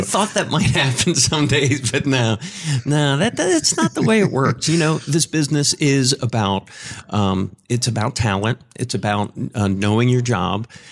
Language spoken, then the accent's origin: English; Philadelphia, Pennsylvania, United States; moved away as an adult; also born or lived in Lancaster, Pennsylvania / Richmond, Virginia / Tampa / Minneapolis; I moved back to, to Philadelphia, my hometown